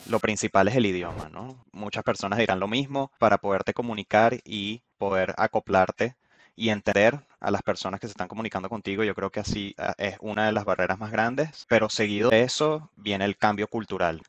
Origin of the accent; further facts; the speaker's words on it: Venezuela; now in Canada; vengo de Venezuela, este, vengo de un clima muy tropical